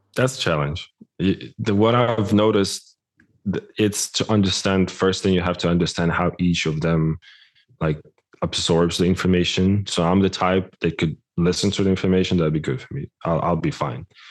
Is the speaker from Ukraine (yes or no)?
yes; Ukraine; moved away; I'm originally from Ukraine